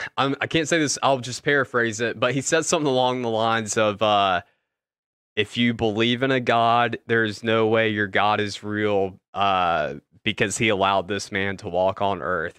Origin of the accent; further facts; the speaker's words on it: Atlanta, Georgia, United States; we're from Atlanta